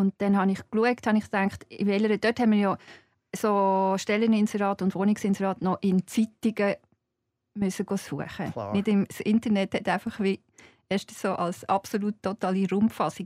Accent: Zeiningen, Aargau, Switzerland; ich komme aus Zeinigen. Und Zeinigen ist, als ich Kind war, jetzt ist es gewachsen, aber als ich Kind war, war es klein

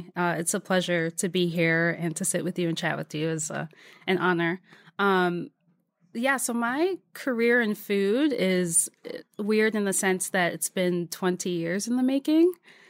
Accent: Waldorf, Maryland, United States; also born or lived in Adelphi / Silver Spring; Yeah, so outside of D.C., first in Adelphi, Silver Spring area, and then in Waldorf, which is south of D.C.

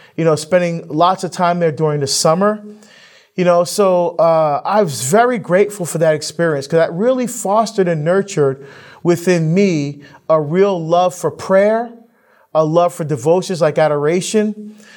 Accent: Hillside, New Jersey, United States; also born or lived in Barbados; I grew up in Hillside, New Jersey, which is, uh, just, uh, which is one of the t-, towns right next to Newark

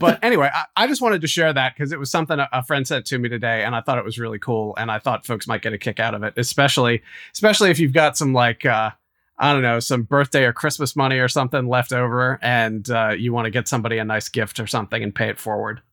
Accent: West Virginia, United States; I grew up in West Virginia

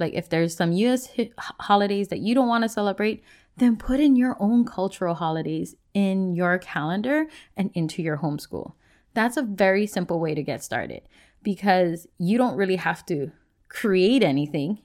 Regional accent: Hawaii, United States; moved away as an adult; now in Washington, United States; I grew up in Hawaii and I was born and raised in a place where you didn't just learn about your Hawaiian culture

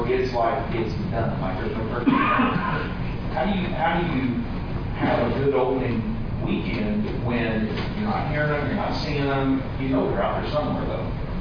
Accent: Southern Indiana, United States; We're from Southern Indiana

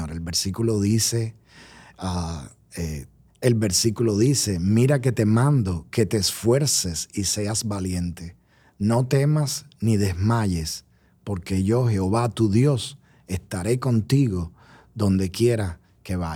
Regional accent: Colombia; Usted sabe que yo oh, soy colombiano.

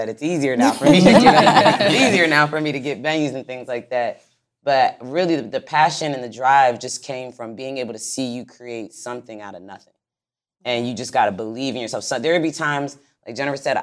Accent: Philadelphia, Pennsylvania, United States; moved away as an adult; also born or lived in Pittsburgh, Pennsylvania / Miami, Florida; I'm originally from Philadelphia

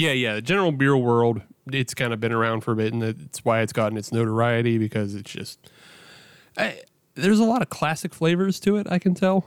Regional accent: Western Pennsylvania, United States; I grew up in Western P

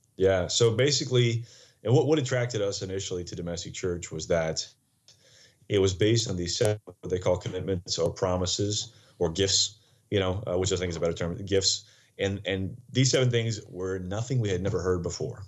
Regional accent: United States; also born or lived in Poland / Lake Charles, Louisiana; I'm American

